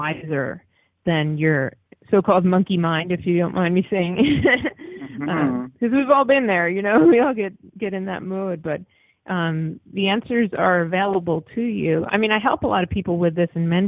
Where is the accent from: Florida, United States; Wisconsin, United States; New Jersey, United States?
New Jersey, United States; Sussex County; now in Los Angeles, United States; I grew up in Sussex County